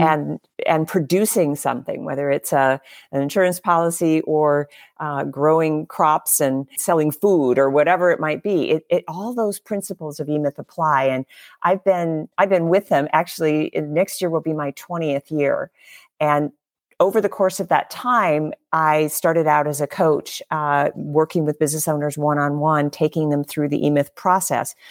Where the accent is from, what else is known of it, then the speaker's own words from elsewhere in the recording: Harlan, Iowa, United States; also born or lived in Minnesota; About first half of my life, I lived in Minnesota. and the second half in Iowa, very, very much surrounded by farmers and, uh, farming businesses, uh, especially in the small town that I was in, uh, in southwest Iowa, which was called Harlan, Iowa